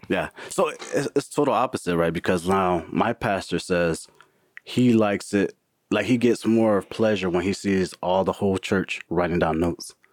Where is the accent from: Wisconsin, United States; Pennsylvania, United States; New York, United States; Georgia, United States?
Wisconsin, United States; Milwaukee; now in Florida, United States; I live in Florida, born and raised in Milwaukee